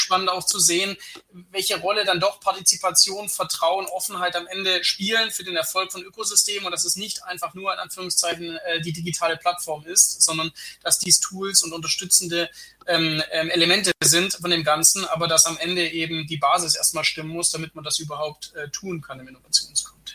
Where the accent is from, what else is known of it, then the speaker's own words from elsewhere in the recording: Germany; als Deutscher